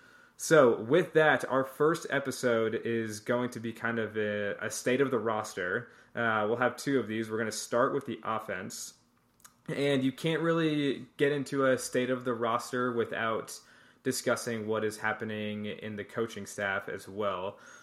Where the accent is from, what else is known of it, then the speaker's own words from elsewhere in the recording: Charlotte, North Carolina, United States; also born or lived in New York; I was born in New York, so I didn't really grow up a New York sports fan at all. I kind of rooted for the Giants a little bit. Moved to Charlotte when I was in the fifth grade